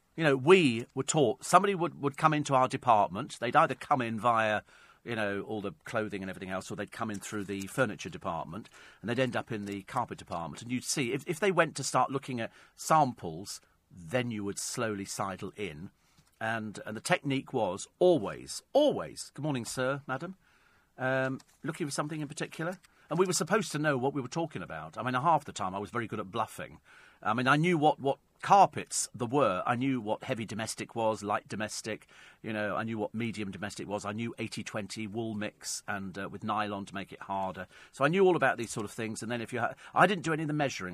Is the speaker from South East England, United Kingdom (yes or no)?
yes; Berkshire, South East England, United Kingdom; moved away; lived in Berkshire some years ago, there was a store in my hometown, uh, called Benion's